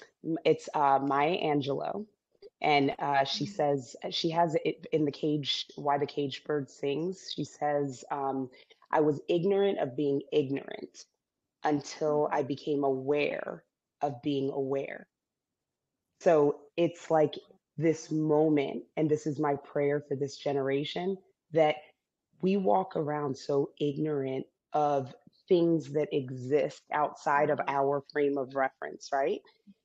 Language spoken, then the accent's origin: English; Zambia; born there; I was born in Zambia. I'm biracial. My dad was Caucasian American.